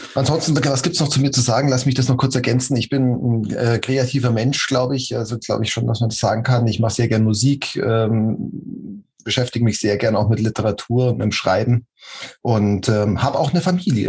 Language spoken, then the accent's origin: German; Munich, Bavaria, Germany; moved away as an adult; Ich komme aus München, bin da geboren und aufgewachsen und ähm, da lebe ich jetzt wieder